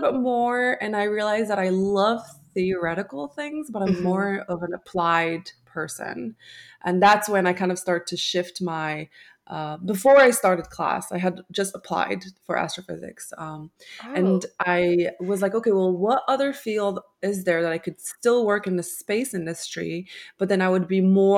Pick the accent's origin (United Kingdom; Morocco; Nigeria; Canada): Morocco; moved away as an adult; now in United States; I was born and raised in Morocco, which is a country in Africa. And I moved here to the United States when I was 18